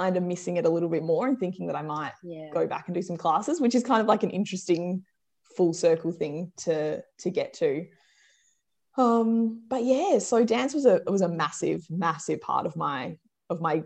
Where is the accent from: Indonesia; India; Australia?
Australia; Perth, Western Australia; I grew up in Perth